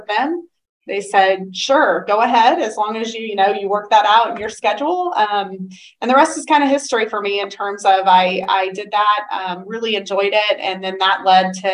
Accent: Maryville, Missouri, United States; growing up in Maryville

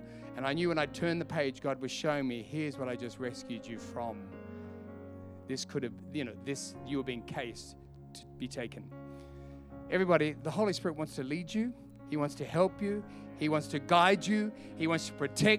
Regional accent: Australia; I'm from Australia

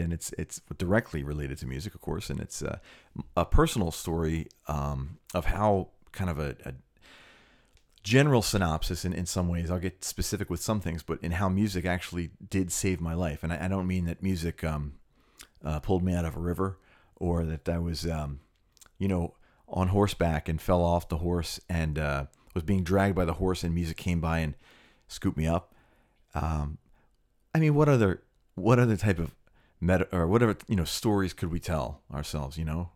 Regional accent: Cherry Hill, New Jersey, United States; I grew up in the Philly area, uh, Philadelphia, ten, like ten minutes out in Cherry Hill

